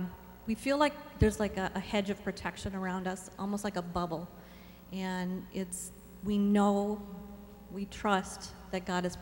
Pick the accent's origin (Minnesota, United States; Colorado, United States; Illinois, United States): Minnesota, United States; now in Nebraska, United States; I'm originally from Minnesota.